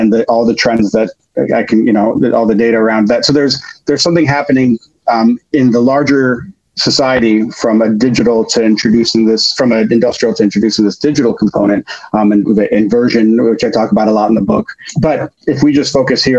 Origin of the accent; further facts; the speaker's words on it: Chicago, Illinois, United States; moved away; also born or lived in France; I grew up in Chicago